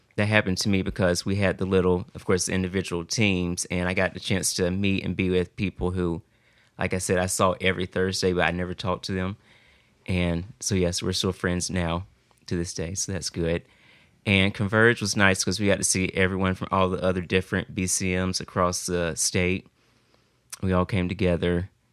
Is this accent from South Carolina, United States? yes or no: yes; Greenville, South Carolina, United States; I'm from Greenville, South Carolina.